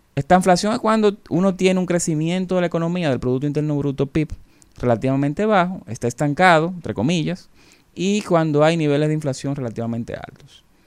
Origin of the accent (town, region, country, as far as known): Dominican Republic